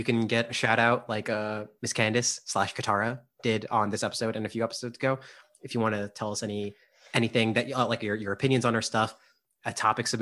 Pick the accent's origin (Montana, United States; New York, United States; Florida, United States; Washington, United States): New York, United States; moved away as an adult; we're from New York